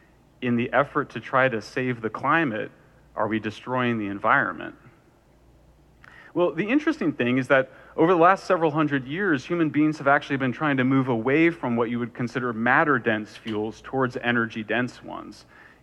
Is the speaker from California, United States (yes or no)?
yes; California, United States; At an international level, in my home state of California